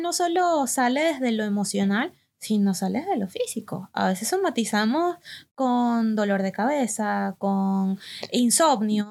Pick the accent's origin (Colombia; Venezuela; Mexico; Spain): Venezuela; now in Argentina; nosotras que venimos desde Venezuela